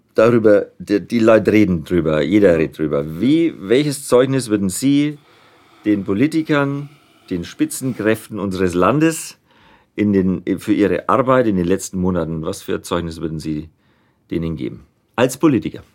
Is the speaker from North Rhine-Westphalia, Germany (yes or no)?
no; Nuremberg, Bavaria, Germany; accent: Franconian; ich bin ja in Nürnberg geboren mhm. und rede auch so